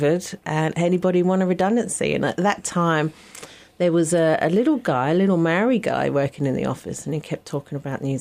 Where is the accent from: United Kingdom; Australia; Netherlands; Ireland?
United Kingdom; Stanbridge, East of England; moved away as an adult; also born or lived in North London; I was born in the countryside just north of London in a little village called Stanbridge with two local pubs, because every village has to have at least two pubs, and a church, and a little primary school. So I grew up in a very quiet village up until the age of 11